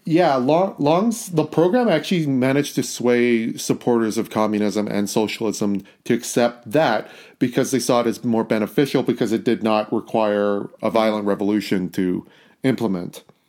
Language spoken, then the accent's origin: English; Canada; we're Canadian people